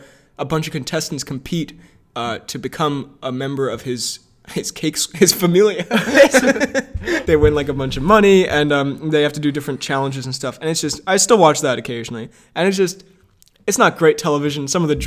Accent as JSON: {"language": "English", "country": "United States"}